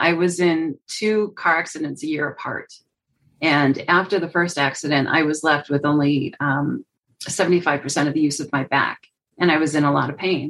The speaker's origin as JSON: {"language": "English", "town": "Chicago", "region": "Illinois", "country": "United States", "tie": "born or raised there", "also_born_or_lived": "North Carolina", "moved": "as an adult", "lives_now": "Colorado, United States", "said": "I grew up in Chicago"}